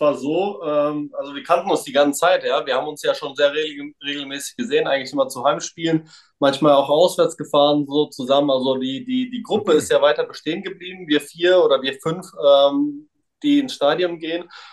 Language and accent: German; Frankfurt area, Hesse, Germany; also born or lived in Serbia (former Yugoslavia); also ich bin aus Raum Frankfurt, äh, Viertelstunde von Frankfurt entfernt, auch hier aufgewachsen, geboren tatsächlich nicht